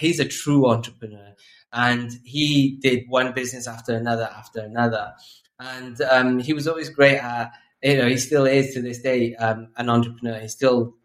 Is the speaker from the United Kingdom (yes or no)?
yes; Newport, Wales, United Kingdom; born or raised there; also born or lived in Bangladesh / London